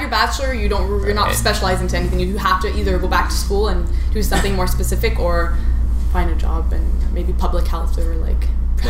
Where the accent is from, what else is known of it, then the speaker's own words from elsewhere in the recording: Ottawa, Ontario, Canada; I'm born and raised in Ottawa.